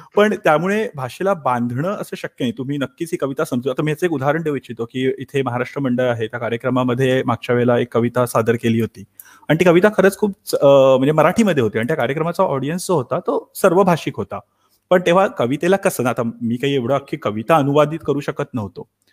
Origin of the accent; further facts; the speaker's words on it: Thane, Maharashtra, India; moved away as an adult; now in Stuttgart, Germany; मी मूळचा ठाण्याचा अगदी जन्मापासून ते जर्मनीला येईपर्यंत संपूर्ण ठाणं